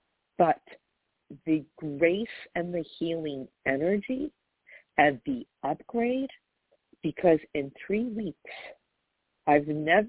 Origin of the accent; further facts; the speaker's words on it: New York, United States; I just Googled, I'm from New York, this is confusing me